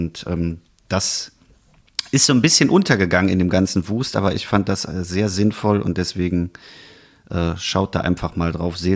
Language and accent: German; Rhineland, Germany; dann kribbelt das schon auch als Rheinländer und als Eifler und als alle, die sonst noch betroffen sind, irgendwie wieder zusammen hin.